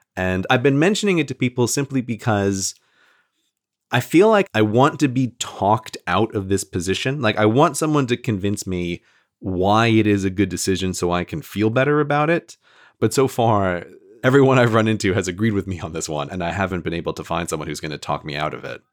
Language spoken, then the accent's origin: English; New York, United States; I'm from New York State